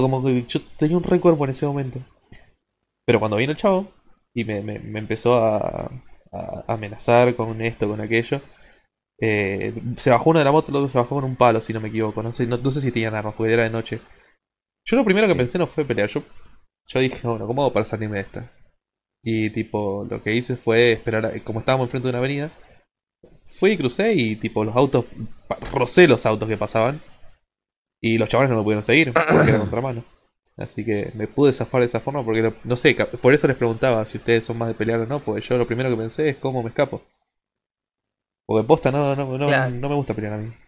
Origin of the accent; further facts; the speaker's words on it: Argentina; Yo no soy de la misma provincia que ellos dos, pero somos todos argentinos